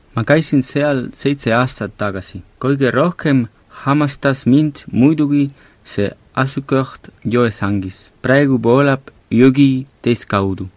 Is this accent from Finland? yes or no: no; Lleida, Catalonia, Spain; minu kodulinnas Lleidas